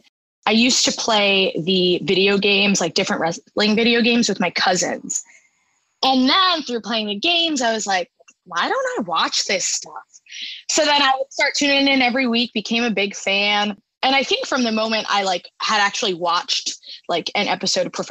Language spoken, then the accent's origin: English; Long Island, New York, United States; moved away as an adult; also born or lived in Boston; I'm from New York, born and raised Long Island, and I went away to Boston